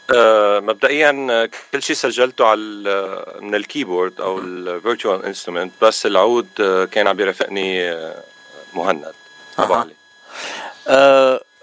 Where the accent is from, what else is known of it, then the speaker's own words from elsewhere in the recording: Aleppo, Aleppo Governorate, Syria; also born or lived in Lebanon; now in Los Angeles, United States; انا من حلب من سوريا